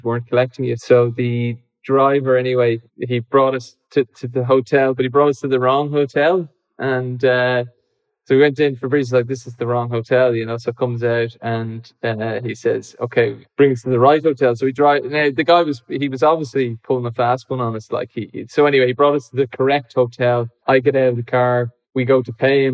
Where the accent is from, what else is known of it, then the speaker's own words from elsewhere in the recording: Ireland; as an Irish person